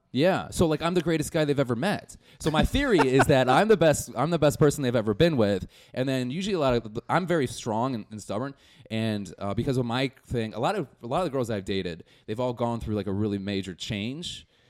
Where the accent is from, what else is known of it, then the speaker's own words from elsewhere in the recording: Milwaukee, Wisconsin, United States; moved away as an adult; now in Chicago, United States; I'm from Milwaukee